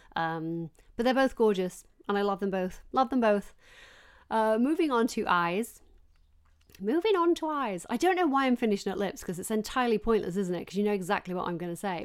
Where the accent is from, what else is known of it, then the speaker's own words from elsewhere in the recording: Yorkshire and the Humber, United Kingdom; I grew up working class in South Yorkshire